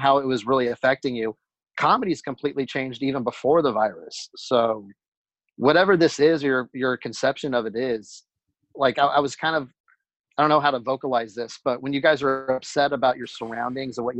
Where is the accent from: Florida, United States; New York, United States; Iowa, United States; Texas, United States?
Texas, United States; West; I grew up around West Texas ranches